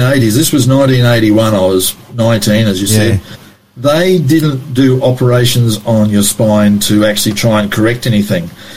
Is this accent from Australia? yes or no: yes; Brisbane, Queensland, Australia; I was born in Brisbane, spent all my schooling years here.